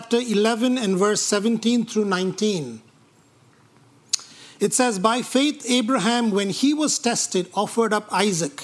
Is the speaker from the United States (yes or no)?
no; India; moved away; When I grew up in India